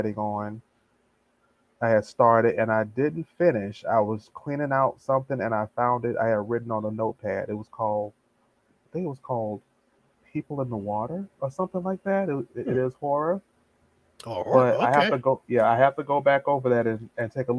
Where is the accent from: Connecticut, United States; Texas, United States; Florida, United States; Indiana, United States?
Florida, United States; Tampa; born and raised here in Tampa, Florida